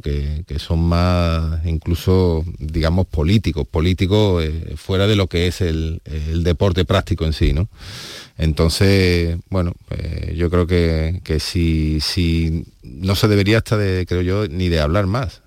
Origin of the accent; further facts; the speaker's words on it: Seville, Andalusia, Spain; como sevillanos